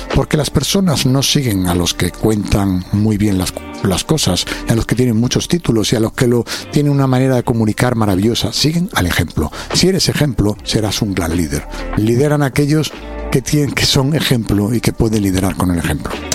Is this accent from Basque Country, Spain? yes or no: no; Alcobendas, Community of Madrid, Spain; vengo de Alcobenda